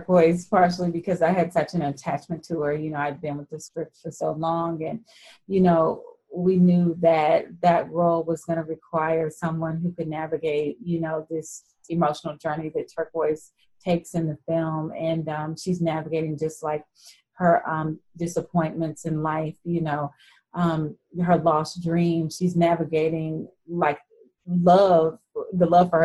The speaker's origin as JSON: {"language": "English", "town": "Fort Worth", "region": "Texas", "country": "United States", "tie": "born or raised there", "said": "I grew up in Fort Worth, Texas"}